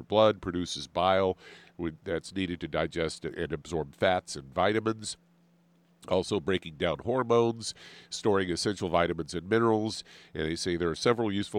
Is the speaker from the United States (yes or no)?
yes; Kansas City, Missouri, United States; moved away; growing up in Kansas City